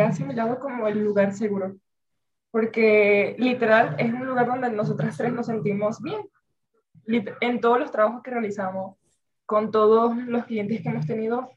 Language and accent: Spanish; Venezuela; moved away; yo vengo de Venezuela